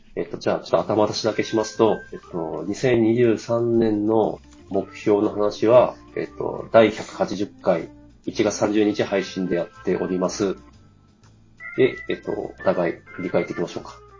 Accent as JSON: {"language": "Japanese", "region": "Tohoku", "country": "Japan", "tie": "born or raised there", "moved": "yes", "said": "東北出身者"}